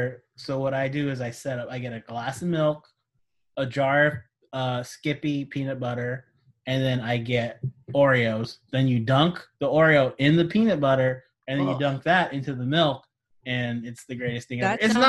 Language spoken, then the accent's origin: English; Sacramento, California, United States; Sacramento, my hometown.